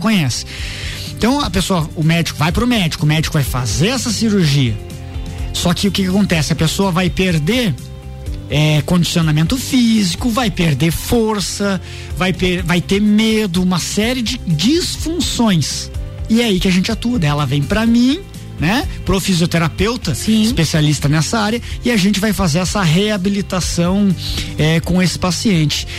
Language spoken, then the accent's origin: Portuguese; Lages, Santa Catarina, Brazil; also born or lived in Caçador; eu sou natural de, da cidade de Caçador, mas com um, dois aninhos meus pais vieram aqui para Lages e eu, eu vim junto